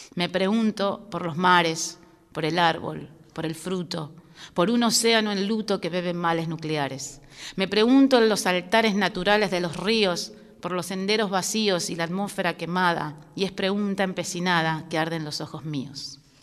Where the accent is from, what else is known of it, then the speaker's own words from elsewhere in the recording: Buenos Aires, Argentina; Yo soy porteña